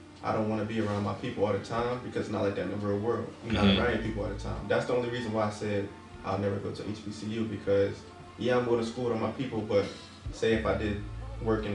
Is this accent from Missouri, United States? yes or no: no; Darby, Pennsylvania, United States; also born or lived in Middletown, Delaware; I'm coming from Darby, PA, which is predominantly black.